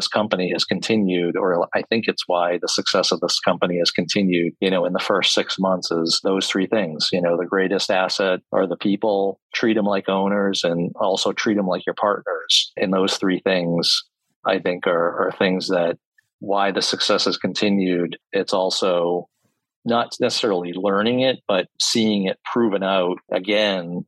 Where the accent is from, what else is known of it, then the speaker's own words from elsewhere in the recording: Boston, Massachusetts, United States; now in Upstate New York, United States; I'm from Boston originally